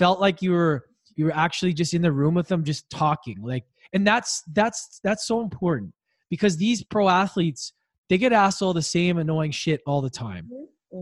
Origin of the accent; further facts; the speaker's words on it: Edmonton, Alberta, Canada; my arch rival growing up in Edmonton